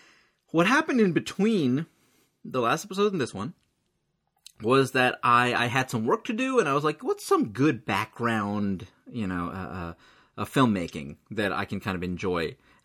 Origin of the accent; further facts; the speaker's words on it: India; Could it be that I'm Indian